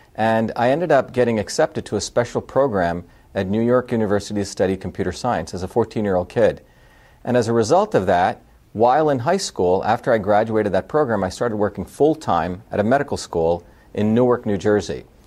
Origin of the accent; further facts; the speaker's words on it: India; also born or lived in South Indian village / Mumbai, India; now in United States; I was born in India, uh, and I grew up in a very diverse environment, even in India. I grew up in a deep uh, South Indian village where my grandmother was a traditional healer, worked 16 hour days, in the fields, but I also grew up in a cosmopolitan city of Bombay, India